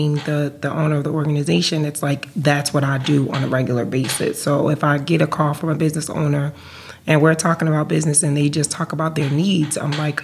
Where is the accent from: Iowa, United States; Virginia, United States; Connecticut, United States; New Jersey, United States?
New Jersey, United States; also born or lived in Atlanta; I'm from New Jersey.